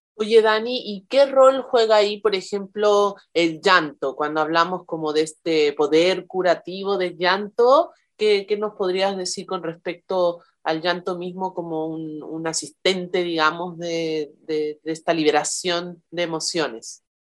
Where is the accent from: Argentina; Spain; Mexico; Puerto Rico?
Mexico; moved away; soy partera tradicional mexicana y asesora de lactancia